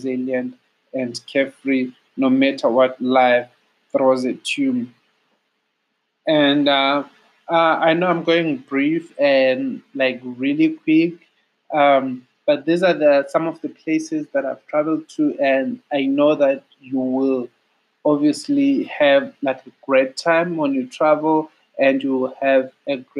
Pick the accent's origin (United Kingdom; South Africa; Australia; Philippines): South Africa; As a South African, I'll call it the Thebes